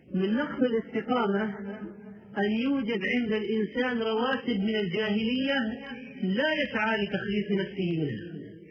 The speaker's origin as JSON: {"language": "Arabic", "town": "Jeddah", "region": "Makkah Province", "country": "Saudi Arabia", "said": "عندنا في جده"}